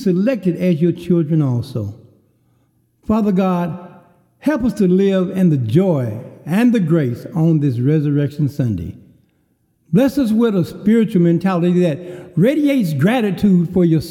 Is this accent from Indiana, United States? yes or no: no; Kerrville, Texas, United States; a cafe in my hometown of Kerrville, Texas, called The Famous Door